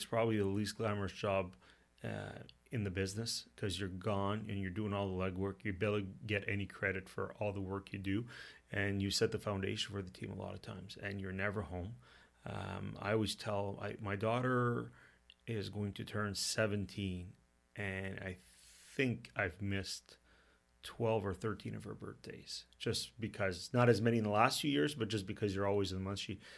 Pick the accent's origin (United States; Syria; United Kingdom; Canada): Canada; Ottawa, Ontario; I lived on Innis Road growing up when there was no Fallingbrook, no Queenswood Heights